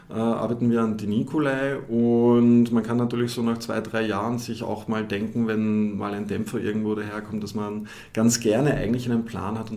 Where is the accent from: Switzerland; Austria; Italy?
Austria; now in Düsseldorf, Germany; ich ähm, bereue keine Sekunde die Entscheidung nach Düsseldorf gegangen sind. Gerade als Österreicher hat man ja oftmals so die Idee, das große Deutschland, das ist ja eh quasi wie Österreich